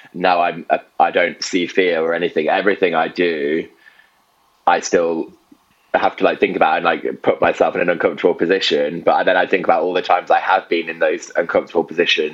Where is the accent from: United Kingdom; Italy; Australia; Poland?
United Kingdom; Stafford, West Midlands; moved away as an adult; now in London, United Kingdom; I'm from the Midlands, like in between Manchester and Birmingham, a place called Stafford.